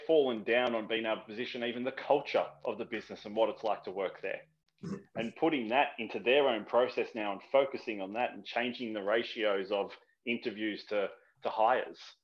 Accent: Australia; I'm Australian

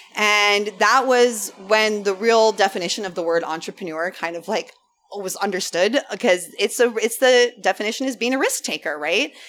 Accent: Big Island, Hawaii, United States; I grew up on the Big Island

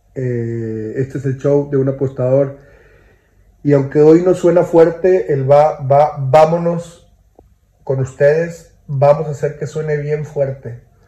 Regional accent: Monterrey, Nuevo León, Mexico; yo soy de Monterrey

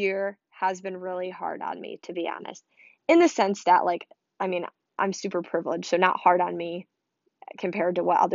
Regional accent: Michigan, United States; I'm from Michigan

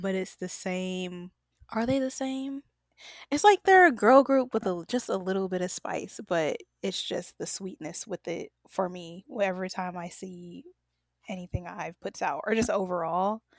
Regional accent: United States; I'm obviously American

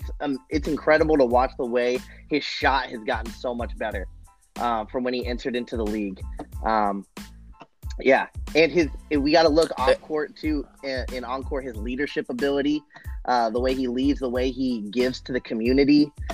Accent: Riverside, California, United States; I'm from Riverside, California.

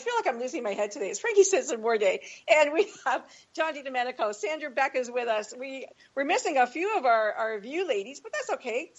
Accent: Canada; this is very near and dear to my heart being Canadian.

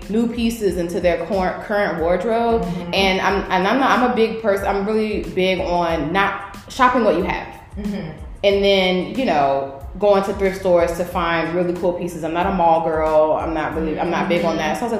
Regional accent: Norfolk, Virginia, United States; also born or lived in Richmond, Virginia; I'm originally from Norfolk

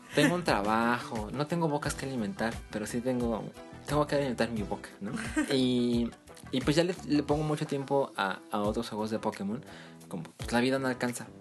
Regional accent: Guadalajara, Jalisco, Mexico; moved away; los dos somos de Guadalajara

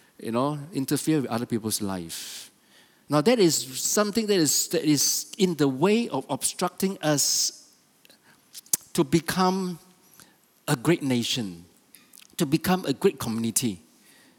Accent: Malaysia; I'm a Malaysian

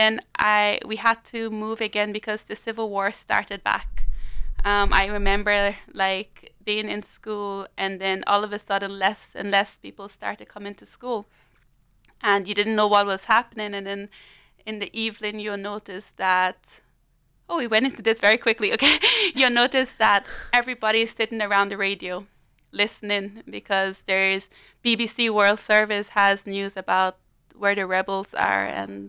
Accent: South Africa; born there; I was born in South Africa to a Liberian mother and an Irish father.

